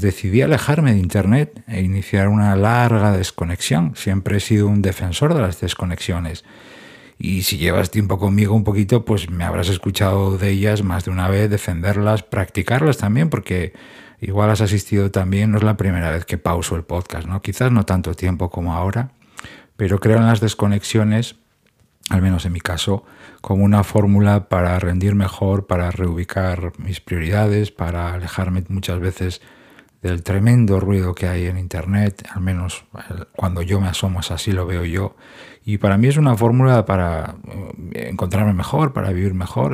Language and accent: Spanish; Gijón, Asturias, Spain; now in Madrid, Spain; después de unos cuantos años viviendo en Gijón, en mi ciudad natal, pues he regresado a Madrid.